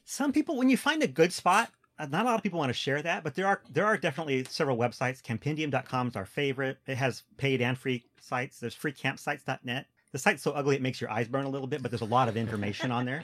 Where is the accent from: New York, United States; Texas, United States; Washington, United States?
Washington, United States; moved away; also born or lived in Wisconsin; I'm from Washington State